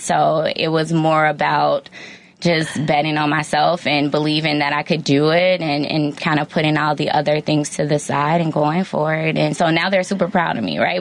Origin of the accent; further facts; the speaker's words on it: Hazel Crest, Illinois, United States; I grew up in Hazel Crest, Illinois.